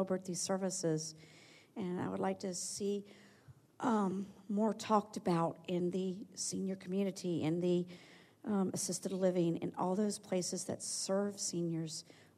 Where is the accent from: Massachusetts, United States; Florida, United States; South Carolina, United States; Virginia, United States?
Virginia, United States; Alexandria; I'm from Alexandria, Virginia.